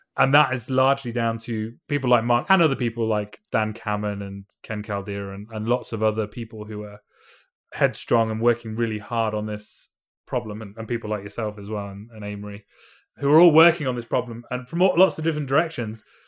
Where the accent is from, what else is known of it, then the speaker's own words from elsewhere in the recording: United Kingdom; I'm from Britain